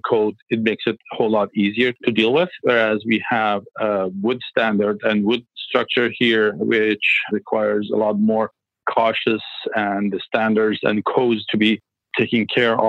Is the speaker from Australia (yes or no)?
no; Iran; English is a second language; moved away as an adult; now in Vancouver, Canada; I'm originally from Iran. Yeah, I studied architecture in Iran and in Tehran.